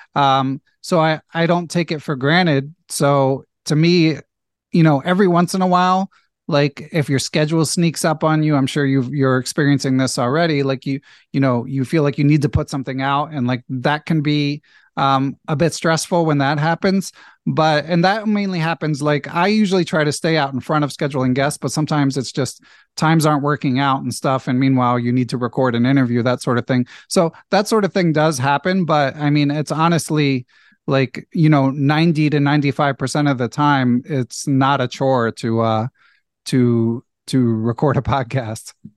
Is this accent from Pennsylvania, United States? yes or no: yes; Philadelphia, Pennsylvania, United States; moved away as an adult; also born or lived in California; I grew up in in Philadelphia, went to college in California, other side of the country